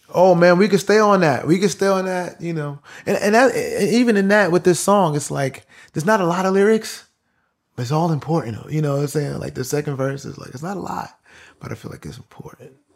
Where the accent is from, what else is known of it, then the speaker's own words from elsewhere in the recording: New York, United States; I'm from New York